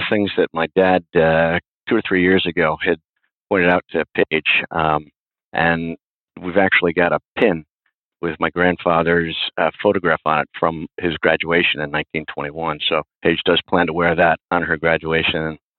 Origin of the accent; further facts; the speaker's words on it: Syracuse, New York, United States; So I was born in upstate New York, Syracuse. And my parents were from upstate. My dad grew up on a small farm just south of Syracuse. And I lived in Syracuse, Albany, and Rochester all the way up through high school.